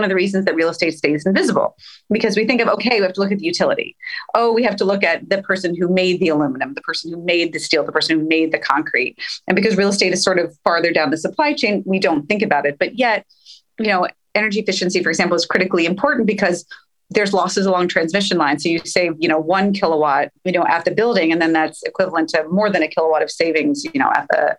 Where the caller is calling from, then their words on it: Los Angeles, California, United States; I'm hailing in from Los Angeles